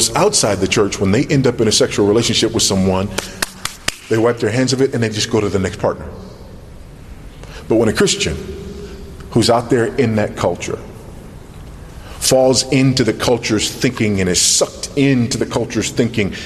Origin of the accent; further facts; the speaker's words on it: United States; moved away as an adult; now in Zambia; me as an American living in another context